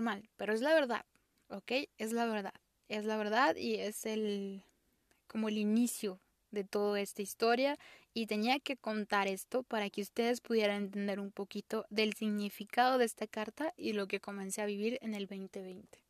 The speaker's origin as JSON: {"language": "Spanish", "country": "Mexico", "said": "soy mexicana"}